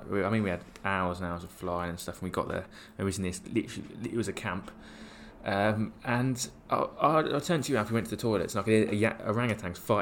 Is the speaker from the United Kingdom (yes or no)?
yes; England, United Kingdom; I think as an English tourist